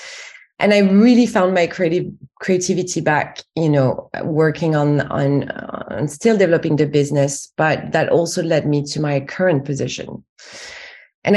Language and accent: English; France; accent: French; English is a second language; moved away as an adult; now in United Kingdom; as you can tell from my accent, I'm actually French, but I've been based in the UK for over 10 years now